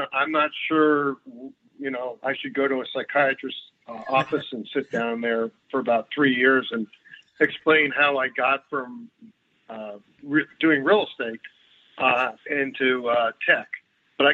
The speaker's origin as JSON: {"language": "English", "country": "United States", "said": "And as an American and this, I was wondering what my U.S. history would where that would take me."}